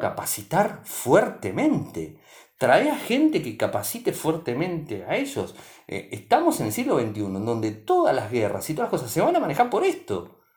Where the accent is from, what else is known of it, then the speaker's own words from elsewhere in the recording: Argentina; mi país